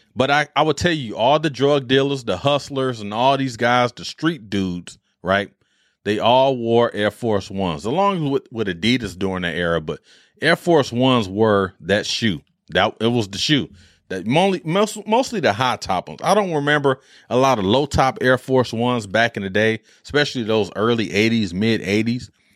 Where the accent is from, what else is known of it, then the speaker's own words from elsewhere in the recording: Detroit, Michigan, United States; growing up in Detroit